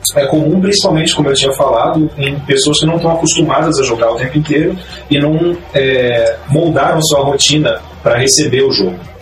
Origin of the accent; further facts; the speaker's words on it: Curitiba, Paraná, Brazil; Sou daqui de Curitiba